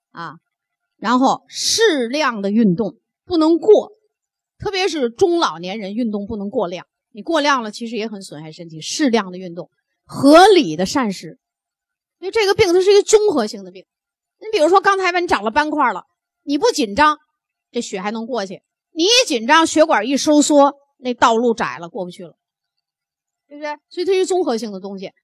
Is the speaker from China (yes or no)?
yes; Northeast China, China; 我们北方人，特别我们东北人 都很聪明，也挺爱美，性格也很豪爽